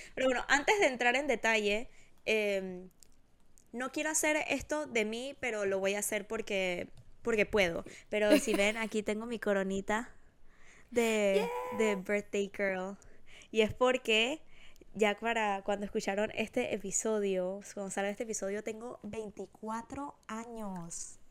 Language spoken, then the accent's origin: Spanish; Panama; No tengo nada de Panamá